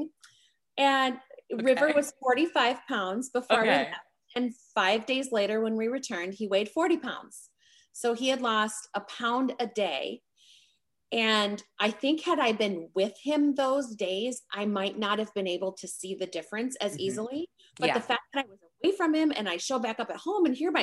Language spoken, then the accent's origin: English; South Dakota, United States; I come from South Dakota. So for a South Dakota kid to get on the national scene for tennis